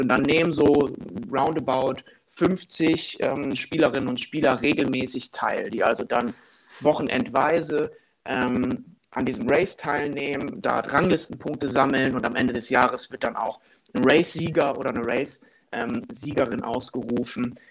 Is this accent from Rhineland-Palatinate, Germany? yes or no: no; Wilhelmshaven, Lower Saxony, Germany; moved away as an adult; now in Cologne, Germany; in dem Verein, wo ich groß geworden bin, in meiner äh, Stadt in Wilhelmshaven, im, im, nördlichen Niedersachsen